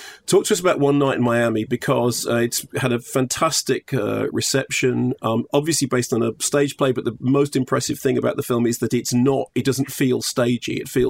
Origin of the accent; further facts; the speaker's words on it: London, United Kingdom; I'm a Barnet boy